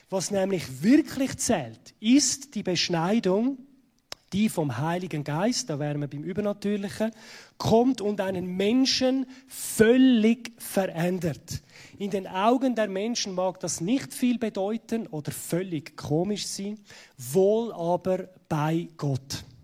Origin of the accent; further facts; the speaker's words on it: Zurich, Switzerland; wie man unschwer ähm, kann hören, ich komme aus Zürich.